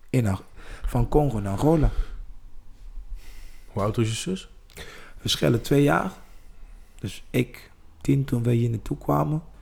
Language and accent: Dutch; East Germany, Germany; Ik ben in Duitsland opgegroeid in DDR.